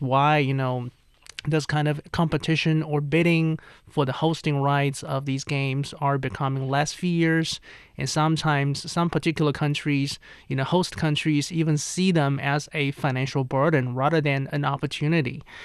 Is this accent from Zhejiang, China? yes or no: yes; Zhejiang, China; my hometown of Zhejiang